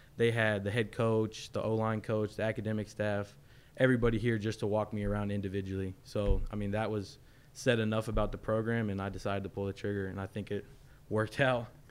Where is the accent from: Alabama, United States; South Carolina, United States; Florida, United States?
Florida, United States; I'm from Florida